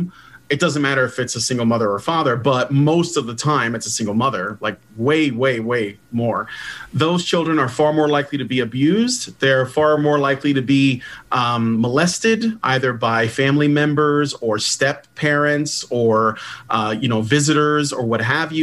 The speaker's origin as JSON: {"language": "English", "town": "Chicago", "region": "Illinois", "country": "United States", "tie": "born or raised there", "said": "I grew up in Chicago in a very, very tough part of the city"}